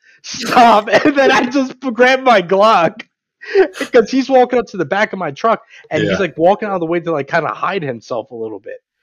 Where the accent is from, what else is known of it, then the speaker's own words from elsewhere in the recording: New York, United States; also born or lived in Georgia; now in Maryland, United States; my home state of New York